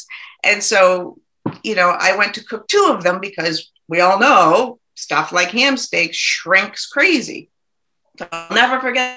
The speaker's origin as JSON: {"language": "English", "town": "Nashua", "region": "New Hampshire", "country": "United States", "tie": "born or raised there", "also_born_or_lived": "New Jersey / Portsmouth / Switzerland", "moved": "as an adult", "lives_now": "Worcester, United States", "said": "I grew up in Nashua, so I was born and raised in Nashua."}